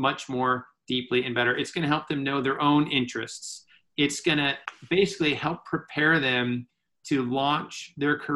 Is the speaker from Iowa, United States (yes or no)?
yes; Iowa, United States; moved away as an adult; also born or lived in Minneapolis; I grew up in Iowa and went to the University of Northern Iowa